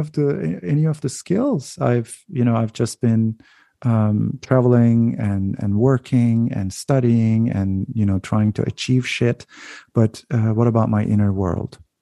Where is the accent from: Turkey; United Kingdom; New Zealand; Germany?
Turkey; moved away as an adult; also born or lived in United States / Canada; now in Netherlands; growing up in Turkey and then um, going to different countries when I when I was so young and then and then coming back